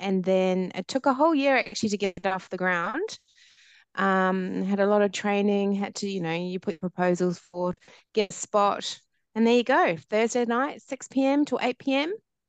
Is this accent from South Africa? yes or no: no; New Zealand; my background is Māori Niuean, so from New Zealand as well, born and bred in New Zealand.